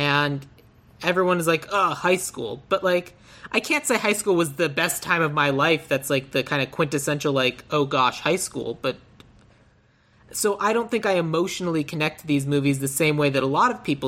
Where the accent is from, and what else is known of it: Tucson, Arizona, United States; born or raised there; moved away